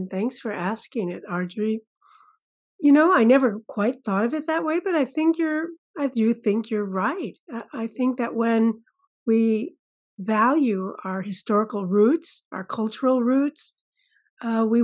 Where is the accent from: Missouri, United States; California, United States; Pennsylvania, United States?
California, United States; also born or lived in Massachusetts; now in Oregon, United States; family moved out to the West Coast when I was about five years old. So I, I guess I consider myself a California girl ultimately. Yes, but I was born on the East Coast.